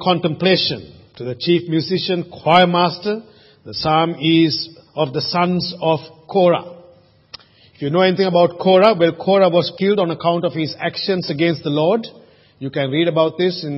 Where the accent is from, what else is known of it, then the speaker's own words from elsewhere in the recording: Sri Lanka; now in Australia; When I was growing up in Sri Lanka, we used to always boil the water before we drank it.